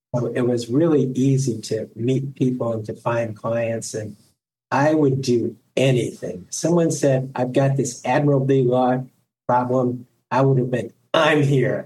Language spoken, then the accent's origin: English; Ohio, United States; I went to work for a local attorney here in my hometown